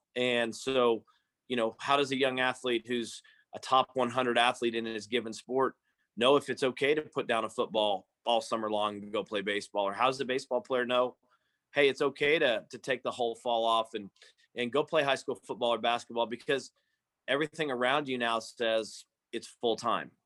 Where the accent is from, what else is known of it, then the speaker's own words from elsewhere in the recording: Stillwater, Oklahoma, United States; we grew up here in Stillwater